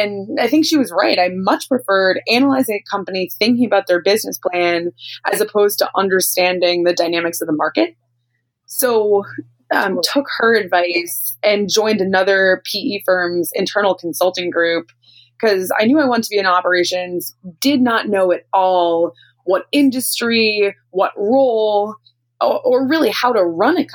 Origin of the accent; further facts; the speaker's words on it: just outside of Boston, Massachusetts, United States; I grew up just outside of Boston